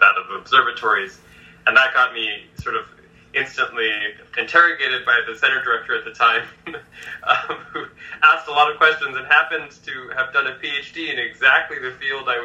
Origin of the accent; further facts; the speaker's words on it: Los Angeles, California, United States; growing up in Los Angeles